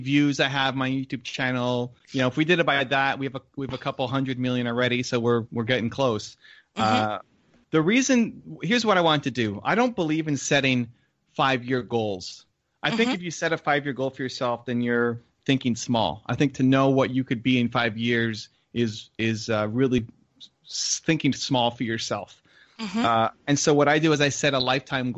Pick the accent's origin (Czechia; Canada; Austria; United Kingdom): Canada; Toronto, Ontario; I'm connected with this organization here in my hometown of Toronto